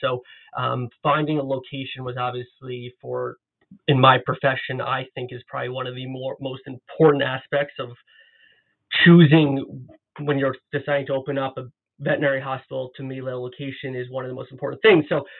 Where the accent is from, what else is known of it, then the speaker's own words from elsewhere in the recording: Long Island, New York, United States; moved away as an adult; also born or lived in Ithaca, New York / New Jersey / Manhattan, New York; now in Toronto, Canada; I'm actually originally from New York, and I was born and raised outside of New York City on Long Island, and I attended Cornell University for both my undergraduate and my graduate degrees.